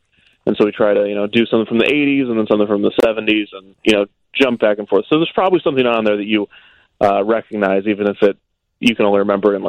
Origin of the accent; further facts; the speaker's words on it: Kansas City, United States; I grew up in Kansas City